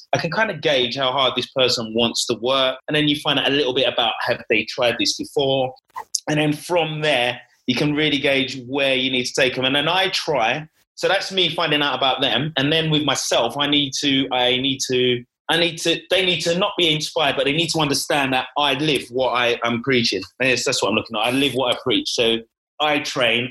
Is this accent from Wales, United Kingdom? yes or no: no; London, United Kingdom; born and bred in East London